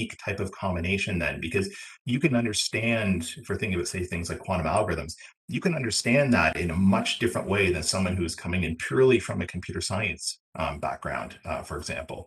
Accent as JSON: {"language": "English", "region": "Ontario", "country": "Canada", "said": "being from Ontario, where I am"}